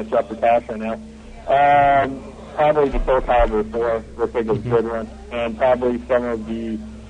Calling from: Florida, United States; I'm calling from Florida.

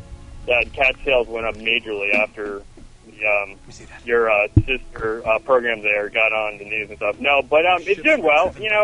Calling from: Melbourne, Florida, United States; Hey, this is … calling from Melbourne, Florida.

